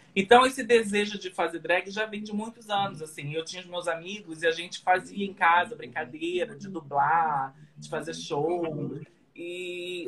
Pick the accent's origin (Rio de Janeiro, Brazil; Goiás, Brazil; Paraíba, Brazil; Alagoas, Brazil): Rio de Janeiro, Brazil; moved away as an adult; now in New York, United States; lá no Rio de Janeiro, sou do Rio